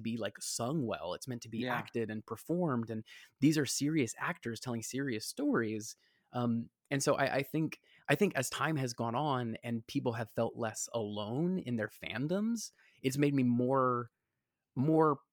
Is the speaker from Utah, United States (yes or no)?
no; Georgia, United States; moved away as an adult; now in New York, United States; anytime someone said, "Where are you from?" and I said, "Georgia,"